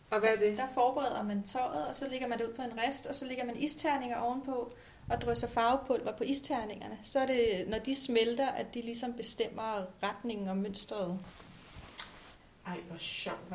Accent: Faxe, Zealand, Denmark; also born or lived in Copenhagen / Haslev; Øh, altså Faxe oprindeligt, og så er jeg været og vende København og har boet i Haslev en del år.

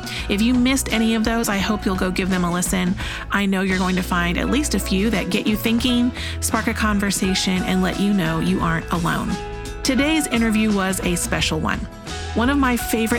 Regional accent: Oklahoma, United States; I'm from Oklahoma

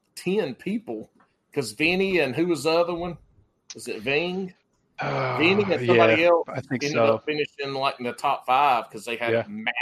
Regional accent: South Carolina, United States; moved away; Look, man, I'm from South Carolina.

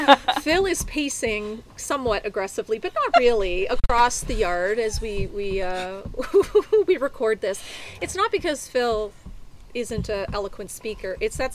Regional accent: Chatham, Ontario, Canada; moved away; also born or lived in Toronto; I was raised in Chatham, Ontario.

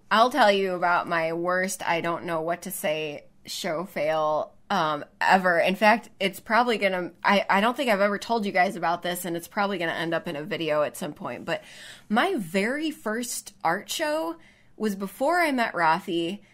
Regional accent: Chicago, Illinois, United States; moved away; that's my hometown

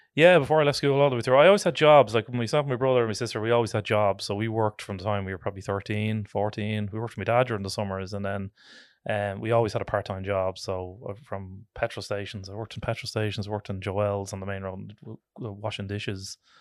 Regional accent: Dublin, Leinster, Ireland; I am born and reared in Tala, uh, originally

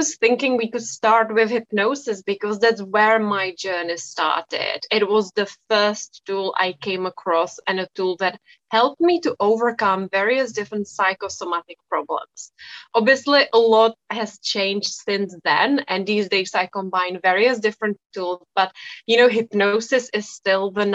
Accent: Czechia; I come from the Czech Republic. So it is a Czech name

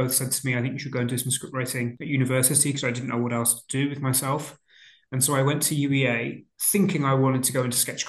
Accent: Boston, East Midlands, United Kingdom; I grew up in Lincolnshire in a place called Boston

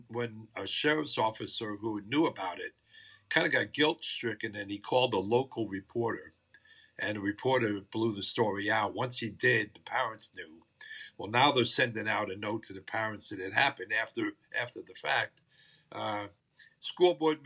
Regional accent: New Jersey, United States; now in Hernando County, Florida, United States; born and raised in New Jersey

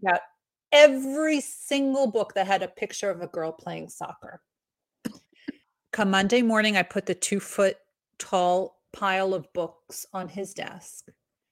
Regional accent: New York, United States; I grew up in New York

